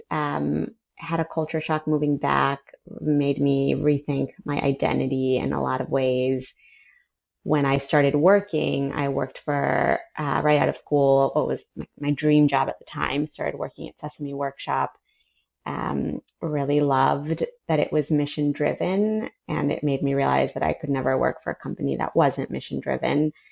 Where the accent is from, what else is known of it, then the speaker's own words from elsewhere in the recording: San Francisco, California, United States; born there; Sure. So I was born I go way back. I was born in San Francisco.